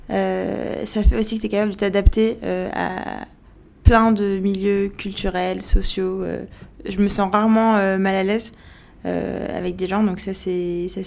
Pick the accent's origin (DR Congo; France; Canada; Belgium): France; Paris, Île-de-France; also born or lived in Algiers, Algeria; Non, en fait je suis née à Paris. J'ai grandi à, j'étais à Paris de 0 à 4 ans. De 4 à 7 j'étais à Alger, de 7 à 15 à Paris, de 15 à 18 à Alger, puis ensuite je suis repartie en France.